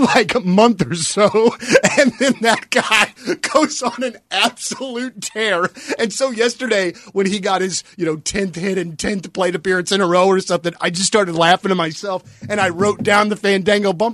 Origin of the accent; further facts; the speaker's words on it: United States; I am American